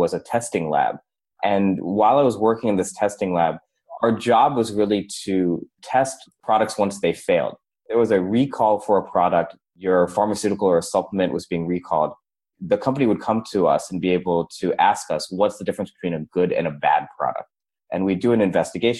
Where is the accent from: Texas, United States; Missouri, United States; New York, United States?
Missouri, United States; St. Louis; I was born and raised in St. Louis, Missouri